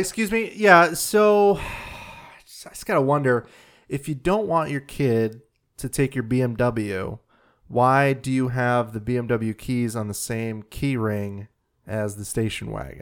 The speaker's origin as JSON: {"language": "English", "area": "Brookfield, Oswego, Aurora, Chicago suburbs", "region": "Illinois", "country": "United States", "tie": "born or raised there", "said": "I grew up in Brookfield, then we moved to Oswego"}